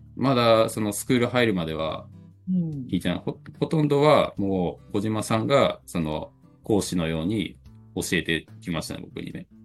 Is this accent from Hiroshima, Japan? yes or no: yes; Hiroshima, Japan; moved away as an adult; now in Koka, Japan; 実家は広島市内なんです